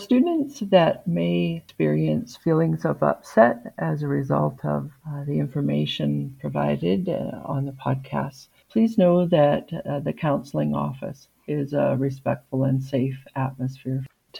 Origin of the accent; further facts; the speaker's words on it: Kisukus First Nation, Saskatchewan, Canada; now in Kamloops, Canada; And I'm from Kisukus First Nation, which is a Soto community about halfway down the province in Saskatchewan, very close to the Manitoba border. And my family is from the Bear Clan.